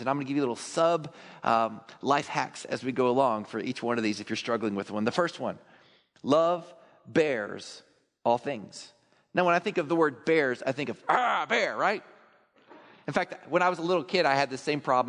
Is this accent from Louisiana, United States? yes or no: no; Texas, United States; I'm a Texan